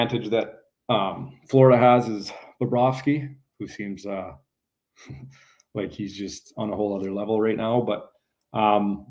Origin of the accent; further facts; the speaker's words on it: Canada; being a Canadian